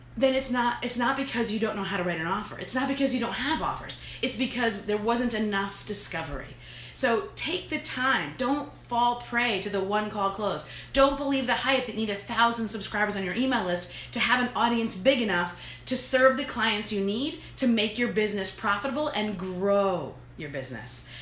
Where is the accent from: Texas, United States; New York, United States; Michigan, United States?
New York, United States; I'm from New York